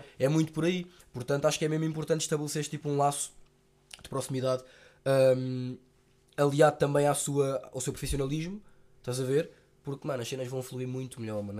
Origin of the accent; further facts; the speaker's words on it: Lisbon, Portugal; eu fui criado muito com os meus avós também da parte dos meus, do, da minha mãe, porque moramos perto. Tipo, a minha, eu sou dos Olivais, a minha avó mora na Encarnação